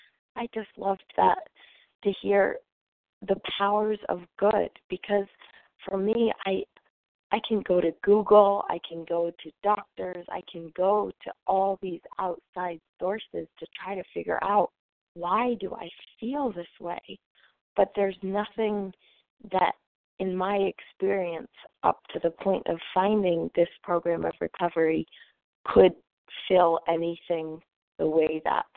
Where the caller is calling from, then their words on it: New Hampshire, United States; And I am calling currently from New Hampshire, but usually recovered in North Carolina.